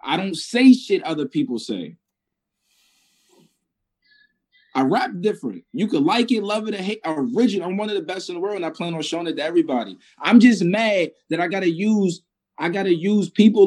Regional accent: Maryland, United States; I'm from Maryland. I'm not from nowhere else

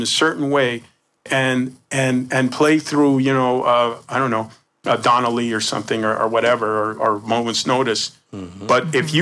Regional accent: Embudo, New Mexico, United States; when I grew up, I grew up in New Mexico

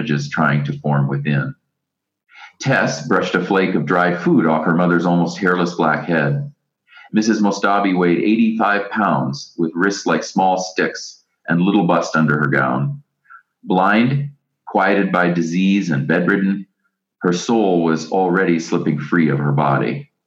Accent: United States; even I, as an American

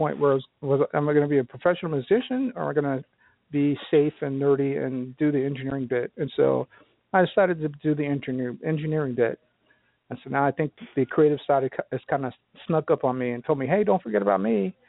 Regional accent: Philadelphia, Pennsylvania, United States; born there; also born or lived in New Jersey / Harrisburg; Well, I was born in Philadelphia, and my mom and dad got divorced when I was probably 2 years old.

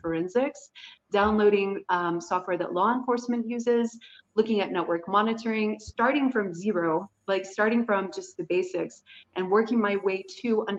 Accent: United States; I was American

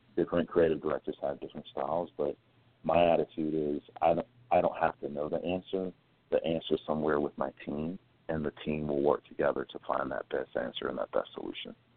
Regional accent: Greensboro, North Carolina, United States; born and raised in North Carolina from Greensboro. So there's always a little bit of a Southern boy in me

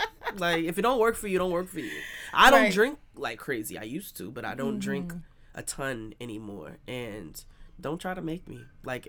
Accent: New York City, New York, United States; also born or lived in Texas / Boston; I grew up all over the place. I'm from everywhere. I'm from New York and... I lived in Texas for some time, in Boston for a couple of years.

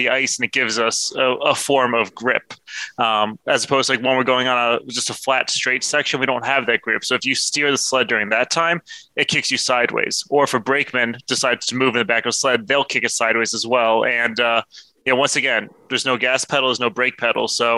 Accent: New Jersey, United States; I grew up in New Jersey originally

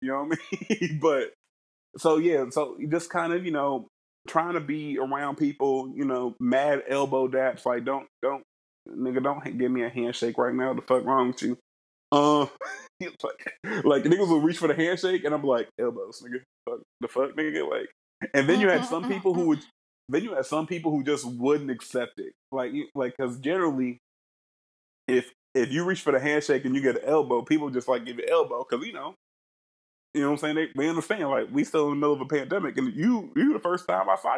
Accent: Middletown, Ohio, United States; I'm from Middletown, Ohio.

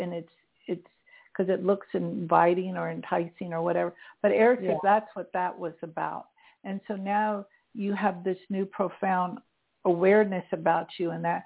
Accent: St. Petersburg, Florida, United States; moved away; I'm from St. Petersburg. My family still lives there.

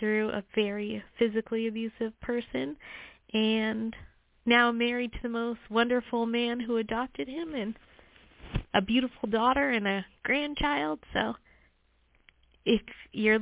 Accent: Las Vegas, Nevada, United States; I was born and raised in Las Vegas

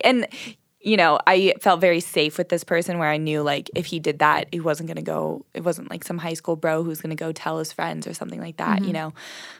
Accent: Southern California, United States; moved away as an adult; I grew up in Southern California

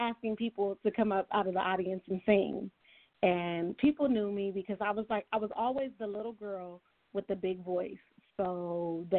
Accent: California, United States; I was born and raised in California, so I'm a West Coast girl

